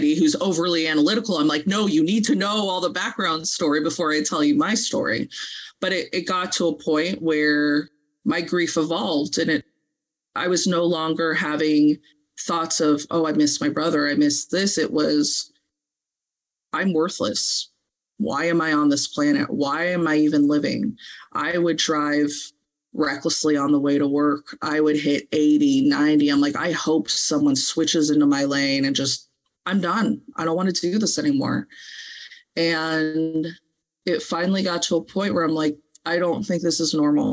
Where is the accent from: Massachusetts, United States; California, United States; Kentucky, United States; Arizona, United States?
California, United States; Santa Monica; moved away; We're originally from LA. We're from Santa Monica